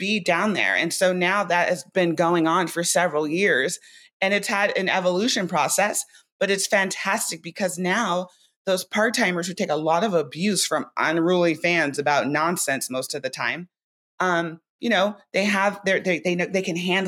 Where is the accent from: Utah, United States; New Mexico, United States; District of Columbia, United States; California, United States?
California, United States; Orange County; moved away; We're both from Orange County. And I used to work for his dad at this thing called the Sawdust Festival when I was probably like 18